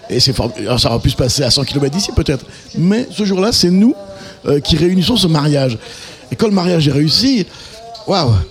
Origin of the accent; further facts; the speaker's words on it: France; On est vraiment des Français